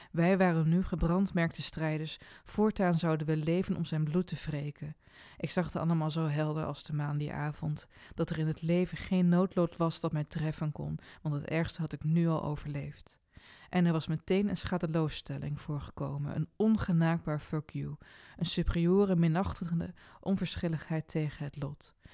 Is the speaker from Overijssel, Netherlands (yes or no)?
yes; Overijssel, Netherlands; accent: Twents; alleen als ik dronken ben of heel kwaad, kan ik nog echt goed Twents.